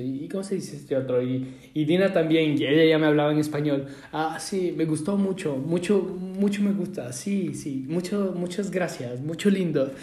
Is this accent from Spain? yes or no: no; Ecuador; Yo de Ecuador